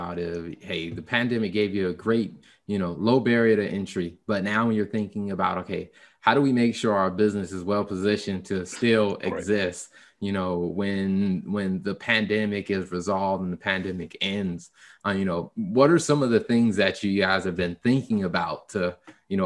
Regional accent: Columbia, United States; I'm from Columbia

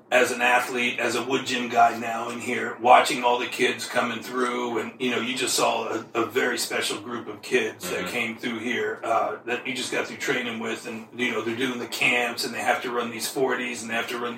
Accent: New Jersey, United States; And I was just looking around because I was the kid from New Jersey.

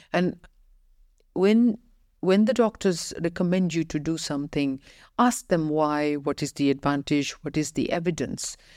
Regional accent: Ireland; moved away as an adult; also born or lived in United Kingdom; now in United Arab Emirates; I had only worked in United Kingdom and Ireland, uh, my home country.

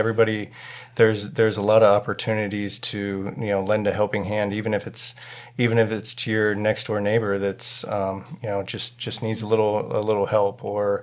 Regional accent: Williamsport, Pennsylvania, United States; moved away; We're originally from central Pennsylvania, around like the Williamsport area

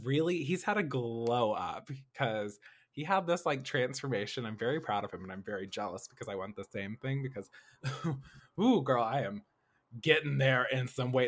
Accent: Nashville, Tennessee, United States; moved away as an adult; also born or lived in Kentucky; now in Los Angeles, United States; I was born and raised in Nashville, Tennessee, uh, growing up in South Nashville, uh, we call it Antioch

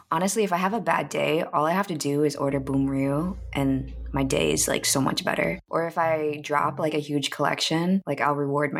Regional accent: United States; in America, I don't feel like I belong anywhere. And then being there, I also feel like I don't even belong there because I'm too American.

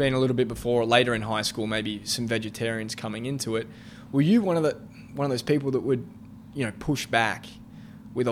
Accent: Australia; I'm from Australia

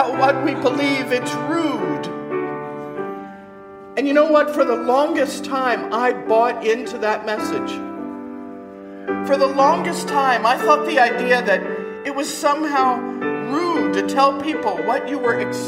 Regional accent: Kentucky, United States; I grew up in Kentucky

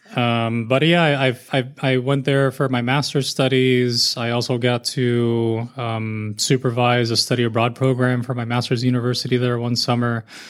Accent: Miami, Florida, United States; now in Naples, United States; I'm from Miami, and I spent pretty much my entire childhood either visiting the zoo

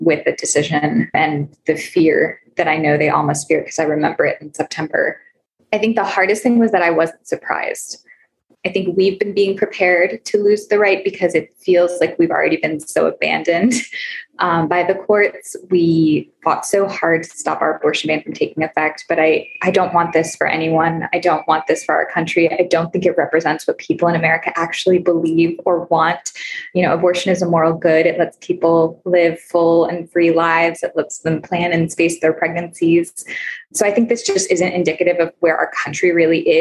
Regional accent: Ohio, United States; moved away as an adult; also born or lived in New York City; now in Texas, United States; I grew up in Ohio

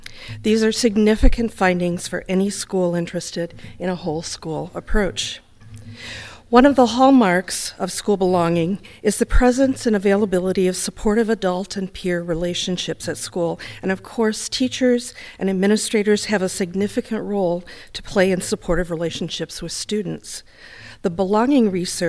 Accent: Detroit, Michigan, United States; I'm from Detroit, Michigan

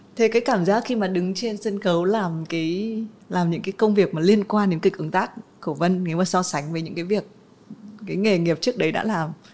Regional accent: Vietnam; mình là người Việt Nam

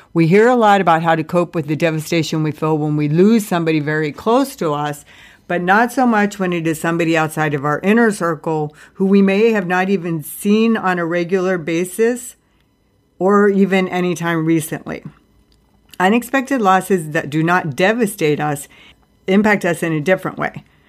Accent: Ohio, United States; everybody who has died that I grew up with in Ohio

